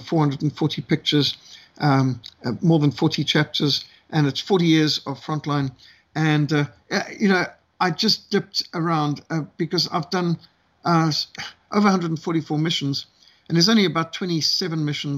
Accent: Zimbabwe; I was brought up in Rhodesia, the old world.

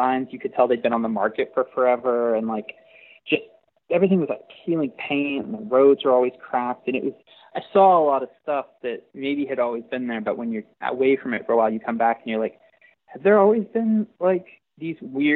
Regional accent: Waco, Texas, United States; also born or lived in Austin, Texas; I grew up in Waco

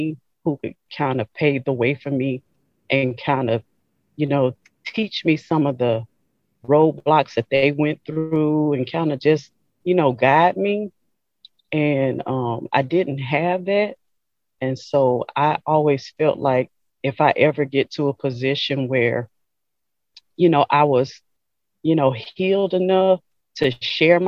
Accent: Franklinton, Louisiana, United States; now in Hammond, United States; originally from a little small town called Franklinton, Louisiana

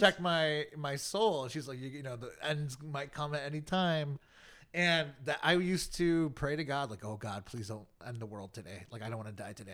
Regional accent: United States; I was born in America

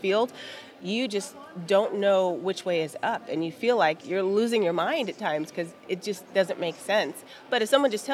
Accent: Southern California, United States; I'm from Southern California

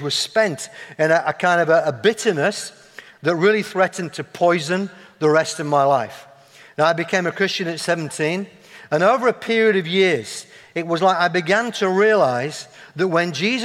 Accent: Yorkshire and the Humber, United Kingdom; accent: Yorkshire; moved away; people hear my accent, observe my flat cap, see my love of Yorkshire puddings

